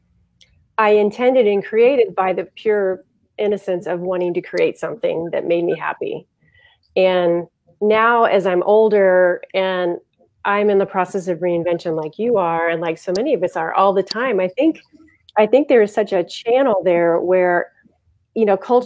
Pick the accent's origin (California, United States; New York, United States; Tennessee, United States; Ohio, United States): Ohio, United States; We're from Ohio. And we ended up taking a chance and moving back to Ohio